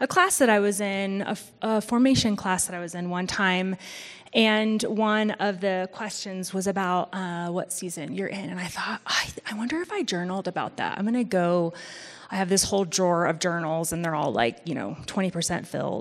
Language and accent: English; Missouri, United States; moved away; I'm from Missouri, and so we do have four proper seasons